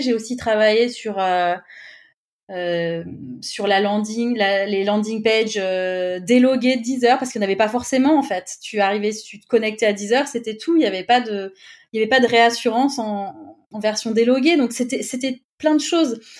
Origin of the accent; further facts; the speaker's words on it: Clermont-Ferrand, Auvergne-Rhône-Alpes, France; moved away as an adult; also born or lived in Paris; près de chez moi à Clermont-Ferrand